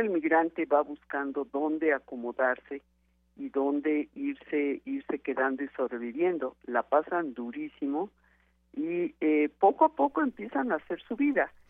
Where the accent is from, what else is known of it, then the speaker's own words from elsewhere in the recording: Mexico; todos somos mexicanos